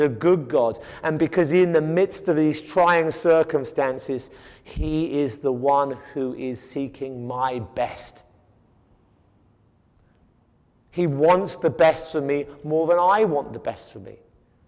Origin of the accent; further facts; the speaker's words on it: United Kingdom; moved away; I come from Britain, and we have the classic British stiff upper lip